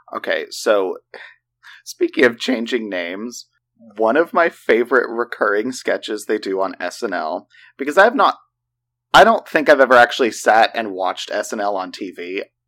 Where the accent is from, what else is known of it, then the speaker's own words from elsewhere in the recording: Oklahoma, United States; We, we're from Oklahoma.